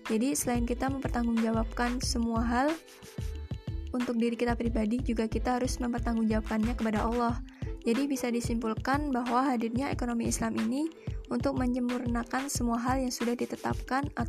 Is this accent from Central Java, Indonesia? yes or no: yes; Wonogiri, Central Java, Indonesia; Di daerah saya, tepatnya di Wonogiri, Jawa Tengah, Kendaraan yang paling banyak digunakan yaitu bis kota